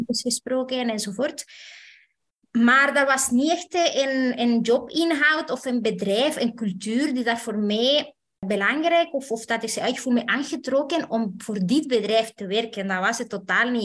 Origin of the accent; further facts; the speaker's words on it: Chile; moved away as an adult; now in Belgium; ik ben zelf afkomstig uit Chili.